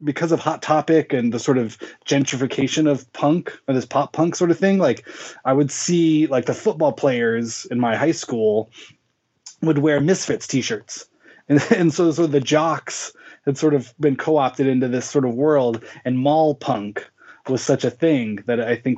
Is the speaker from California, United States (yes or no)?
yes; Inland Empire, Southern California, United States; I grew up in Southern California. I was born in 1981. Grew up in the Inland Empire, which is kind of the desert region of Southern California